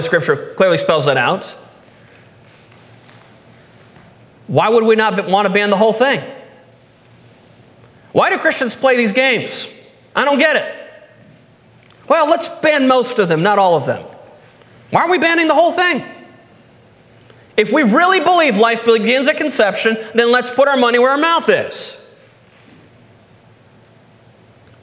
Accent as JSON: {"language": "English", "country": "United States", "tie": "born or raised there", "said": "when I grew up in America"}